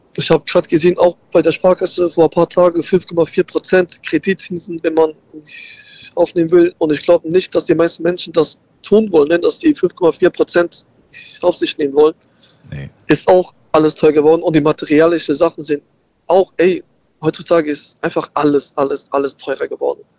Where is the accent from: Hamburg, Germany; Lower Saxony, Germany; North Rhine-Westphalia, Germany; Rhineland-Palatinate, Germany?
Rhineland-Palatinate, Germany; Germersheim; Ich komme aus der aus Germersheim